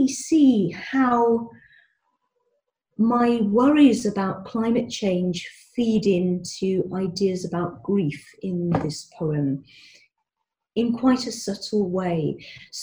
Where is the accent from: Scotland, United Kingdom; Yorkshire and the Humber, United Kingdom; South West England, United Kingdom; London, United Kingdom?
Scotland, United Kingdom; moved away; As I've mentioned, I was born in Scotland. I've not been able to live there for ages, and I miss it, and I always go back